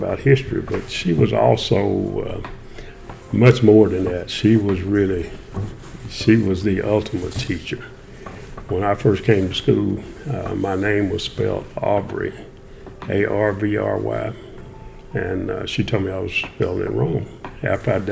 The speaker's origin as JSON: {"language": "English", "town": "Cleveland", "region": "Tennessee", "country": "United States", "tie": "born or raised there", "said": "I'm actually born and raised right here in Cleveland, Tennessee"}